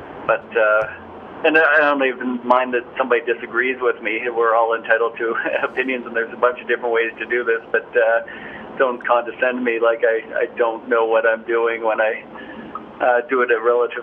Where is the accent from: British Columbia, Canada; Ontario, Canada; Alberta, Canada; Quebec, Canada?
Alberta, Canada; Calgary; also born or lived in Orlando; I am in my hometown of Calgary, Alberta, Canada, which is where I live full-time